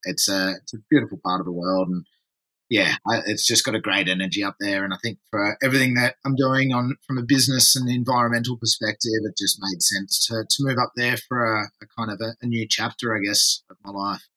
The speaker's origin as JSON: {"language": "English", "town": "Torquay", "region": "Victoria", "country": "Australia", "tie": "born or raised there", "said": "I'm tuning in from Wadawurrung country, down in Torquay. I'm actually down here for a few days, just for a bit of work with Surfrider Foundation. My local down here, it's my hometown."}